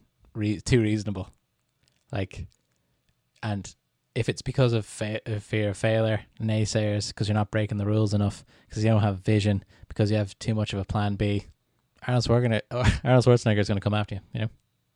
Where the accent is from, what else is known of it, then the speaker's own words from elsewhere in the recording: Canada; I'm Canadian